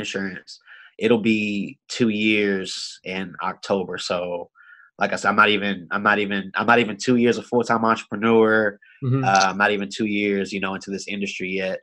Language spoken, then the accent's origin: English; Austin, Texas, United States; I'm from Austin, Texas, born and raised